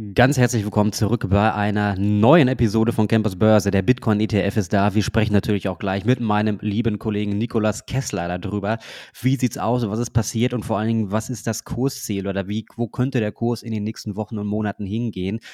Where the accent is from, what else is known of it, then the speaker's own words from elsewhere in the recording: Germany; bei uns in Deutschland